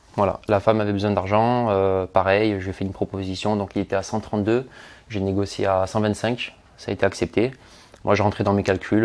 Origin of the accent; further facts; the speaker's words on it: Marseille, Provence-Alpes-Côte d'Azur, France; je suis originaire de Marseille